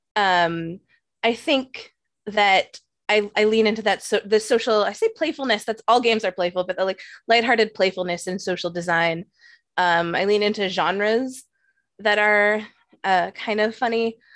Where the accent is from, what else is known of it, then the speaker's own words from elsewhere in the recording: Canada; also born or lived in New York; as a Canadian